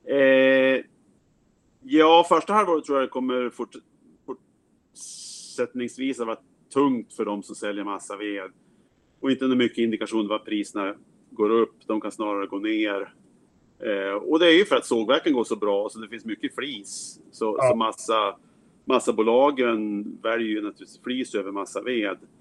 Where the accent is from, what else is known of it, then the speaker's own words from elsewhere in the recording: Sweden; moved away as an adult; also born or lived in United States; now in Seattle, United States; Jag är jägmästare från Sverige flyttade till USA för 30 år sedan